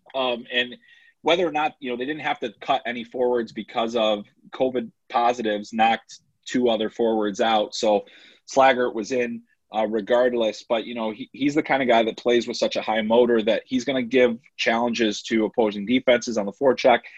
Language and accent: English; United States; as an American